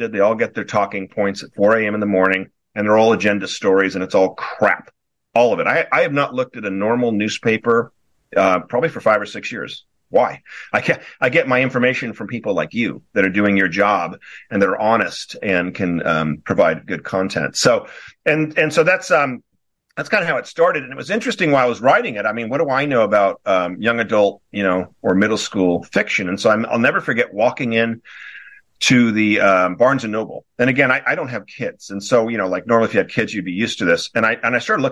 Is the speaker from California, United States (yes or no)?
yes; Newport Beach, California, United States; moved away; also born or lived in Wellesley, Massachusetts; I'm originally from Newport Beach, California. I was back east, Wellesley, Massachusetts, for 16 years